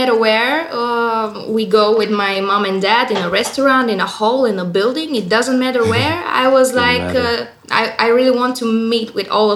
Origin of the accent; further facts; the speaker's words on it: Bulgaria; I'm in Bulgaria right now. I'm from Bulgaria.